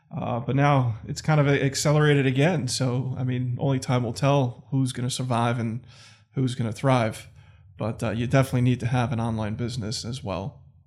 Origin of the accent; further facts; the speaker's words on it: New York City, New York, United States; moved away as an adult; also born or lived in Manhattan; now in Connecticut, United States; I grew up in Staten Island